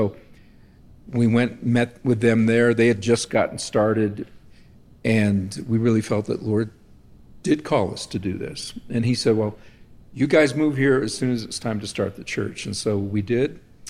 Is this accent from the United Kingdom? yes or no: no; Canada; now in Jerusalem, Israel; I'm a Canadian, yeah.